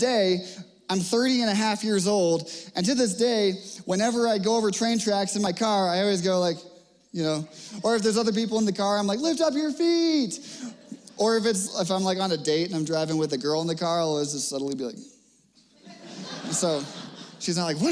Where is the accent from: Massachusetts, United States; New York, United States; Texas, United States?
Massachusetts, United States; Cape Cod; now in Littleton, United States; When I was growing up on Cape Cod